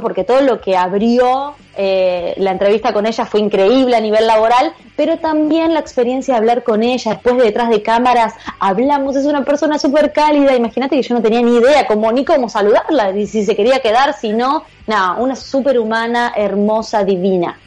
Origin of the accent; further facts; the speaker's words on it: Argentina; mi país, donde yo nací, que es Argentina